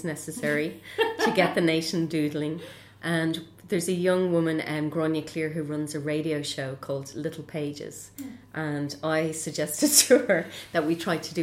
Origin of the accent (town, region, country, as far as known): Ireland